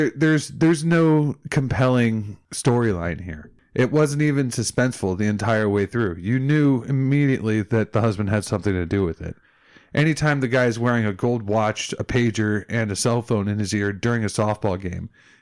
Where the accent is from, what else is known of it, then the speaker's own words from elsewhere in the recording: Chicago, Illinois, United States; I grew up in Chicago, right? And we lived three blocks from like the borderline west side of Chicago.